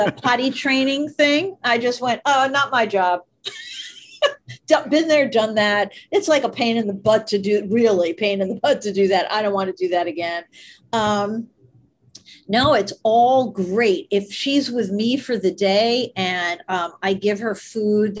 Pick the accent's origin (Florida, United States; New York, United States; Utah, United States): New York, United States; New York City; I grew up in New York.